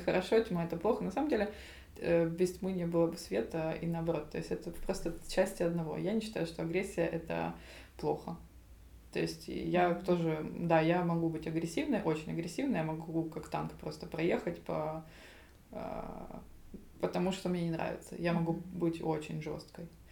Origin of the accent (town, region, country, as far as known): Zaporizhzhia, Zaporizhzhia Oblast, Ukraine; moved away; also born or lived in Paris